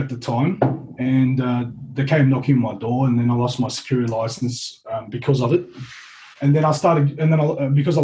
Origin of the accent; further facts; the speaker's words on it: Auburn, New South Wales, Australia; I consider myself Turkish Australian, I guess. And growing up, I grew up in Auburn